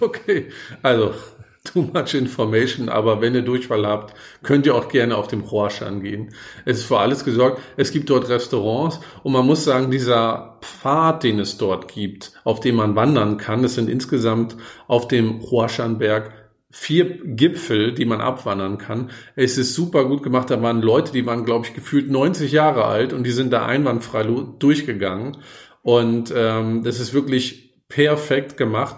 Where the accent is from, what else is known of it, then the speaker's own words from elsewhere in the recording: Germany; als Deutscher